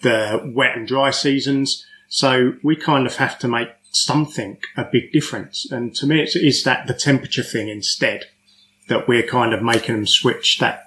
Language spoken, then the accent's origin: English; England, United Kingdom; moved away; I come from England and I spent a majority of my keeping life in England